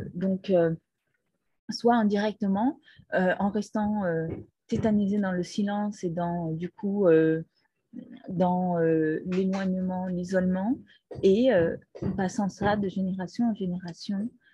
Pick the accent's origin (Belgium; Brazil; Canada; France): Brazil; moved away; also born or lived in Peru; je suis née au Brésil. Toute mon enfance était au Brésil